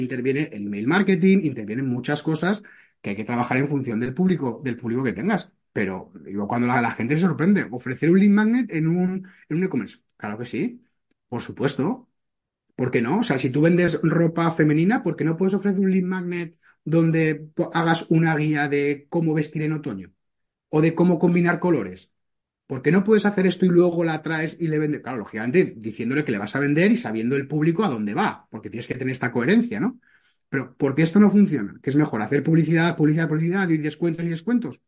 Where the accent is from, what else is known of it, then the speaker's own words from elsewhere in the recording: Zaragoza, Aragon, Spain; moved away as an adult; now in Barcelona, Spain; Yo soy natural de Zaragoza, me marché a Barcelona